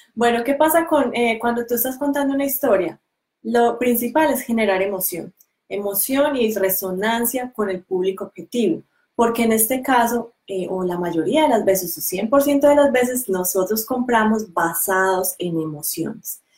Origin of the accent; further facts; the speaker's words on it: Colombia; moved away as an adult; now in New Zealand; nosotros somos colombianos, pero vivimos en Nueva Zelanda hace ya siete años.